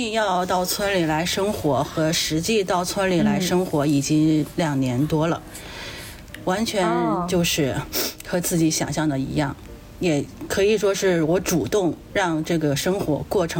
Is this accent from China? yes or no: yes; Huangshan, Anhui, China; 黄山区焦村镇汤家庄村毛坛组，中国最小的单位。村民组，我们是毛坛组，比村还要小，六个村民组组组成了一个村。